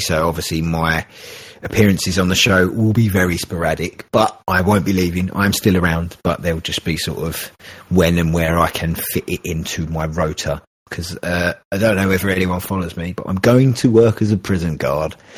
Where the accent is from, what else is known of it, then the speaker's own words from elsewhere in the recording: England, United Kingdom; I'm a terrible Englishman